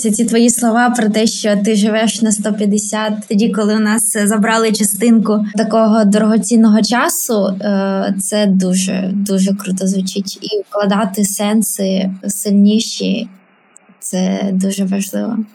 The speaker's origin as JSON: {"language": "Ukrainian", "country": "Ukraine", "said": "Я завжди там говорила, що я росіянка, але насправді я українка."}